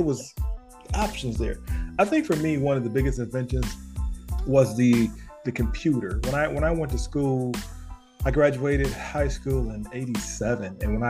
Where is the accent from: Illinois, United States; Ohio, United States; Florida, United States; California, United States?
Illinois, United States; Chicago; I was born in Chicago.